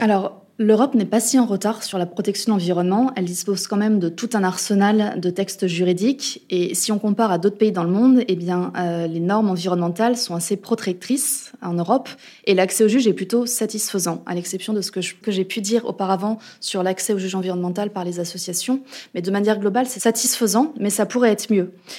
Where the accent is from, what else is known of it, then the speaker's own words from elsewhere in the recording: France; chez nous en France